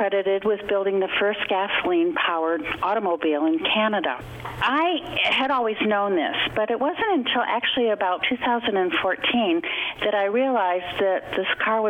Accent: Detroit, Michigan, United States; moved away; I was back in the Detroit area, which is my hometown

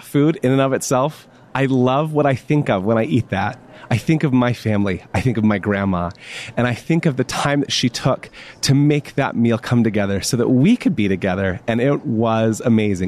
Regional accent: Florida, United States; I grew up in Florida

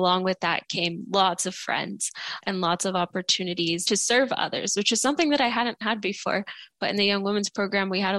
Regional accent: Mexico; my family and I were all Catholic. We're from Mexico

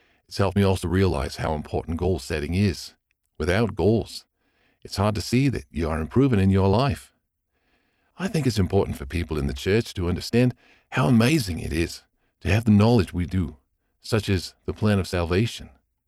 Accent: Melbourne, Victoria, Australia; I am 18 and I am from Glen Iris, a suburb in Melbourne, Australia.

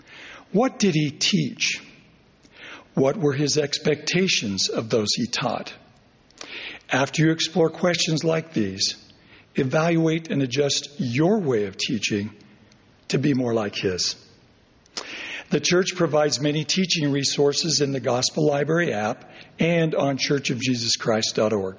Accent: Overton, Nevada, United States; my hometown of Overton, Nevada

